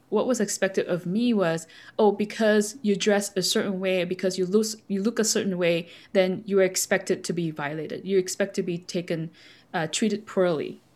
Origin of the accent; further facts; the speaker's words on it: Malaysia; I was born in Malaysia, so we uh, brought up with the Buddhist uh, teaching